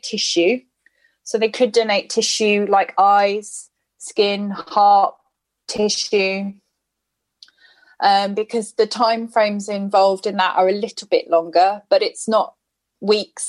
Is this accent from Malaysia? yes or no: no; United Kingdom; I'm white British